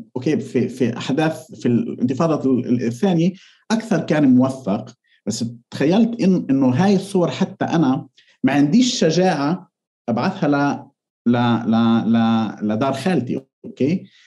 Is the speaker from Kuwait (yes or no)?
no; Palestine; عندنا بفلسطين